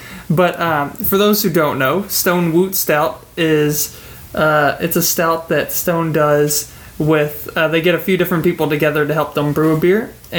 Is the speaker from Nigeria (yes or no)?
no; Kentucky, United States; we're from Kentucky